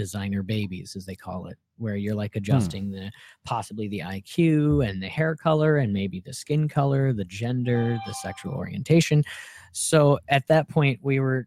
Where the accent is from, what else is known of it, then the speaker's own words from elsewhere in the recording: Alaska, United States; I grew up in Alaska